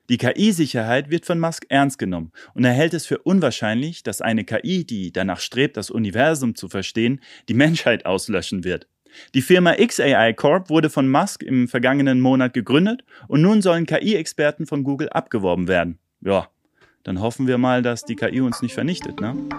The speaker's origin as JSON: {"language": "German", "country": "Germany", "said": "bei uns in Deutschland"}